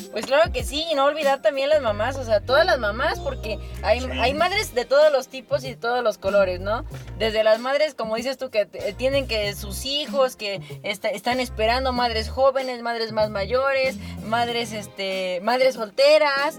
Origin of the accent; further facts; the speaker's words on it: Mexico; como mexicanos, como mexicanos